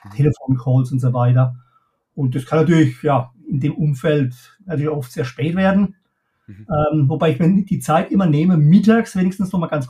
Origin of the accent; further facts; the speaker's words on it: Pirmasens, Rhineland-Palatinate, Germany; born there; ich äh, gebürtig, wie man vielleicht auch, auch heraushört, komme ich aus der Pfalz, ne, aus